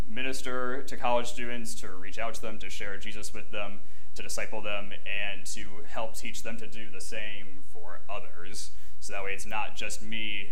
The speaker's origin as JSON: {"language": "English", "region": "Northeast", "country": "United States", "tie": "born or raised there", "moved": "yes", "lives_now": "New Orleans, United States", "said": "I grew up in the Northeast"}